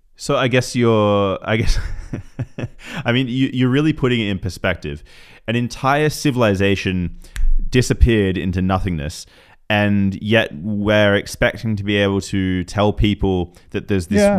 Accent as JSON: {"language": "English", "town": "Newcastle", "region": "New South Wales", "country": "Australia", "tie": "born or raised there", "moved": "yes", "said": "I spent some time growing up in Newcastle, Australia"}